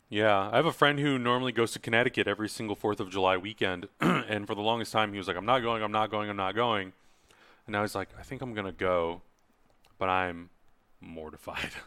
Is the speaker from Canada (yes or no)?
no; Czechia; now in United States; my home country, Czech Republic